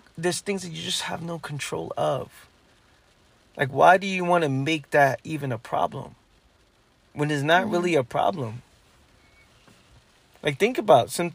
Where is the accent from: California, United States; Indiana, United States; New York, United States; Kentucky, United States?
New York, United States; me growing up in New York